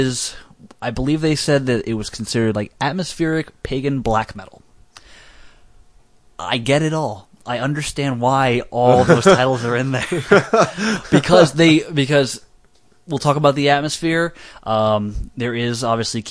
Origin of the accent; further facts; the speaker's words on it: Texas, United States; I'm from Texas.